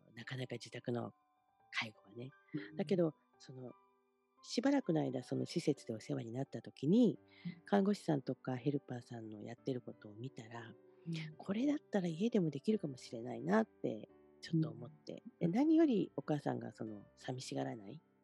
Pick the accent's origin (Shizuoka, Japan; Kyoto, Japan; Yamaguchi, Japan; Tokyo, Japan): Yamaguchi, Japan; Shimonoseki; born or raised there; moved away